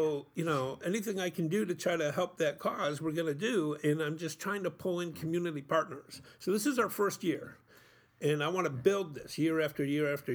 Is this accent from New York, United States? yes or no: yes; Utica, New York, United States; I grew up here in Utica. I grew up in the projects, and I grew up in Cornhill